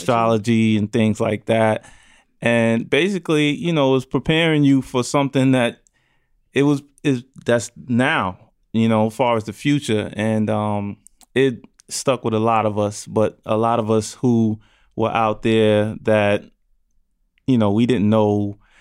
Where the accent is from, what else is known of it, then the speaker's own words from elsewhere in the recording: New York City, New York, United States; I grew up in Brownsville, New York, Brownsville, Brooklyn, excuse me, New York